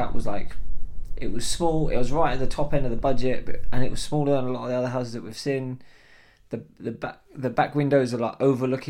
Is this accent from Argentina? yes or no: no; Scotland, United Kingdom; born or raised there; accent: Scottish; moved away; also born or lived in Slough